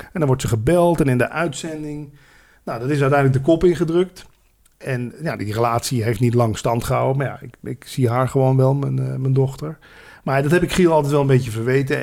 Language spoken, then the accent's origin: Dutch; Landgraaf, Limburg, Netherlands; moved away; also born or lived in Randstad; als Limburger